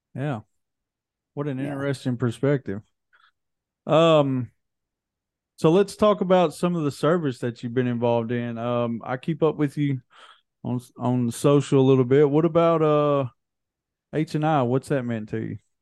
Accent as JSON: {"language": "English", "town": "Hohenwald", "region": "Tennessee", "country": "United States", "said": "we're from Hohenwald, which everybody calls Hole in the Wall"}